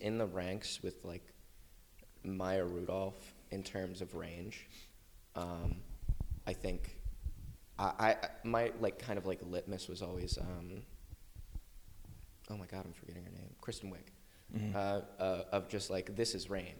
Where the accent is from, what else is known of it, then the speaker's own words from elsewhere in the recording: Broomall, Pennsylvania, United States; Marple Newtown Senior High School. It's outside of the city in Broomall, which is, like, the halfway point between here and Westchester